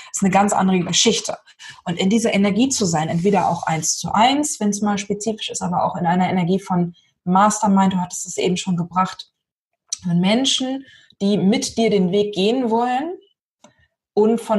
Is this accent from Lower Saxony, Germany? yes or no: yes; Lower Saxony, Germany; ich bin ja aus Niedersachsen, ne? ein Norden